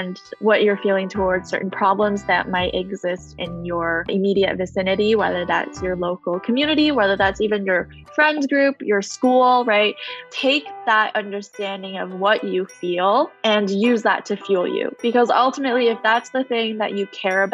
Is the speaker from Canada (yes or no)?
yes; Canada; I grew up in Canada